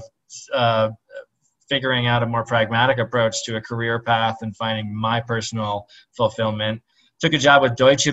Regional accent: Minnesota, United States; I grew up in Minnesota to 2 Lebanese immigrant parents

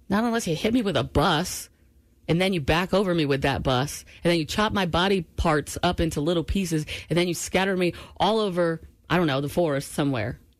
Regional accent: Maine, United States; moved away; also born or lived in Washington State / Seattle / Georgia; I'm from Maine

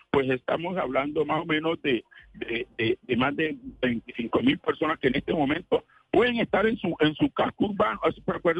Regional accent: Colombia; somos colombianos

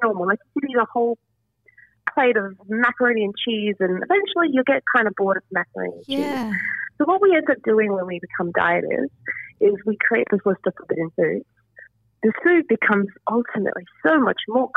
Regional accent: South Africa; I'm also South African

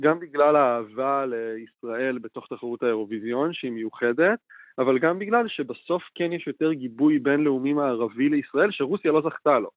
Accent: Israel; אנחנו, אנחנו כישראלים

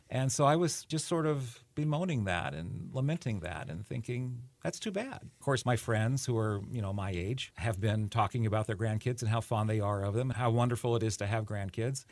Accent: California, United States; moved away; I grew up in California

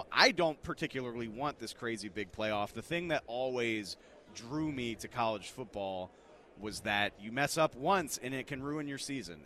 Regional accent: New Orleans, Louisiana, United States; moved away; I'm from New Orleans originally.

